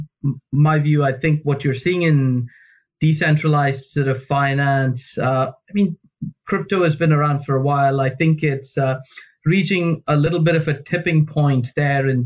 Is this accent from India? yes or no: yes; India; moved away; Where I grew up in India, when I was sort of young